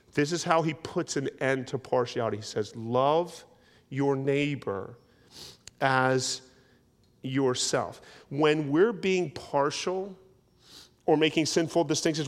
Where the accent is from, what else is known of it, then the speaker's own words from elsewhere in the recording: New Jersey, United States; where I grew up in South Jersey was, it was pretty rural